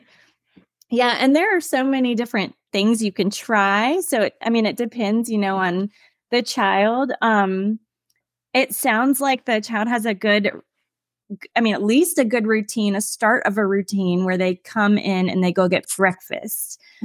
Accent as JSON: {"language": "English", "town": "Williamsburg", "region": "Virginia", "country": "United States", "tie": "born or raised there", "also_born_or_lived": "Charlottesville, Virginia / Shenandoah Valley, Virginia", "said": "where I grew up in Williamsburg"}